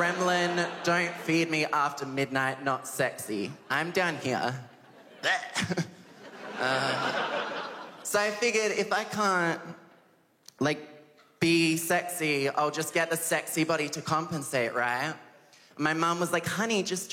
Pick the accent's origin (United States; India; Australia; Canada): Australia; Adelaide, South Australia; I'm 23 years old and I'm from Adelaide.